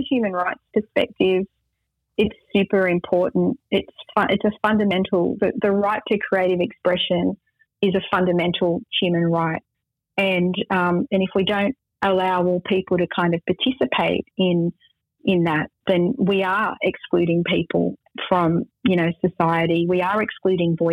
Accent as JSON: {"language": "English", "country": "Australia", "said": "I'm Arab Australian"}